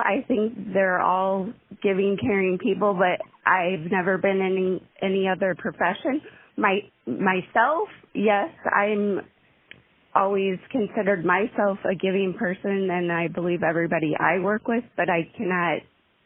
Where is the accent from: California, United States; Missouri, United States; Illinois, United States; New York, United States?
Missouri, United States; St. Louis; I was born and raised in the St. Louis area, so I've been here all my life